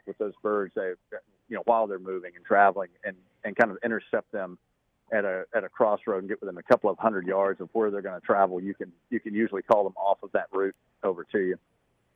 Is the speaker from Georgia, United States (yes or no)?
yes; Western North Carolina, North Georgia, United States; I grew up in the Mount Laurel, steep canyons and mountaintops of North Georgia, Western North Carolina